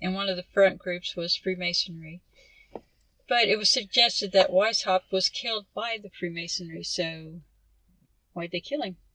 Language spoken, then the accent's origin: English; United States; we're American